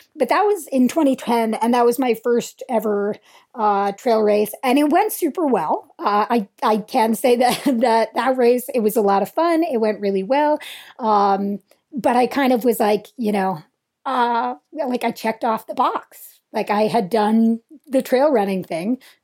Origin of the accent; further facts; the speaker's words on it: Vermont, United States; I grew up in Vermont and we skied a lot. Um, our home mountain was Burke Mountain